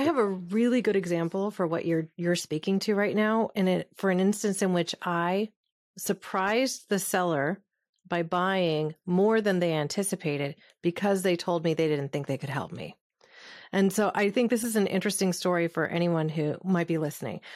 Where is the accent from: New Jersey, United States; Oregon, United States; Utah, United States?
Oregon, United States; Southern; was a little hippie kid growing up in Southern Oregon